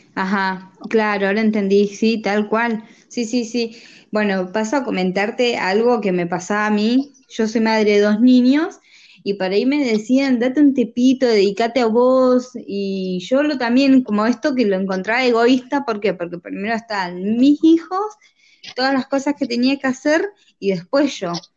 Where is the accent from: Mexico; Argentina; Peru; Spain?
Argentina; Neuquén; Soy de la provincia de Neuquén, nacida y criada acá